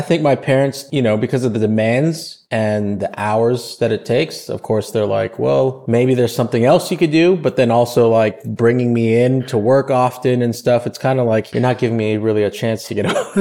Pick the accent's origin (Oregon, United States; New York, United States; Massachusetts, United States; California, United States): California, United States; Los Angeles; I was born and raised in Los Angeles